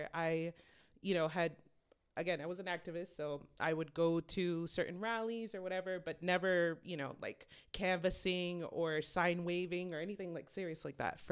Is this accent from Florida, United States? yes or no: yes; Miami, Florida, United States; moved away as an adult; also born or lived in Boston, Massachusetts; now in Salem, United States; I was born in Boston, raised in Miami, and I moved up here as an adult 10 years ago.